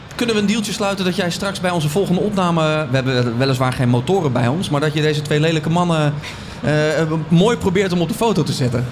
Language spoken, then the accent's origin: Dutch; Netherlands; we zijn eh, Hollanders, we zijn Nederlanders